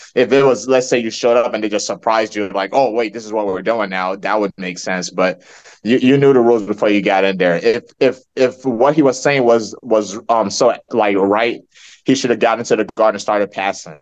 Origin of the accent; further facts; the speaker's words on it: Nigeria; now in United States; I'm Nigerian